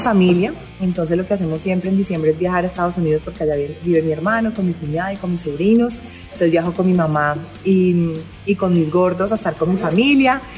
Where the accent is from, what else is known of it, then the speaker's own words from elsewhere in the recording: Valle del Cauca, Colombia; mi tierrita, el Valle del Cauca